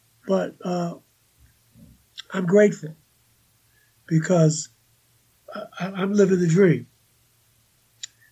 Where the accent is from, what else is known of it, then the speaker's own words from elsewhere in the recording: New York, United States; moved away as an adult; I was there for almost 30 years. I know. I'm a New Yorker.